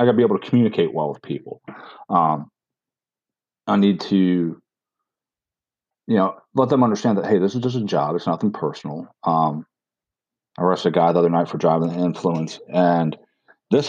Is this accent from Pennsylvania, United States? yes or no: yes; Pennsylvania, United States; now in South Carolina, United States; I'm originally from Pennsylvania.